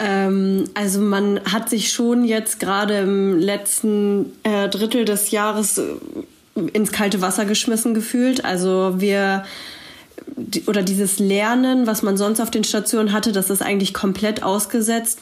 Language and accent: German; Braunschweig, Lower Saxony, Germany; ich komme ebenfalls aus Braunschweig